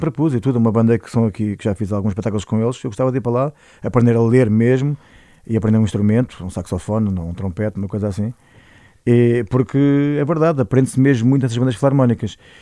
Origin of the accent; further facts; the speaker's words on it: Oeiras, Lisbon, Portugal; eu sou de Oeiras, mas o meu pai é alentejano